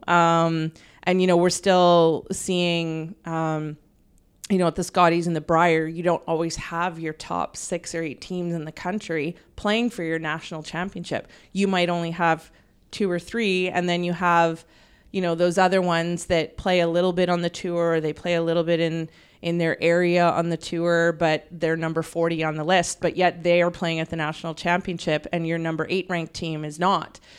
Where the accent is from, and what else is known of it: Canada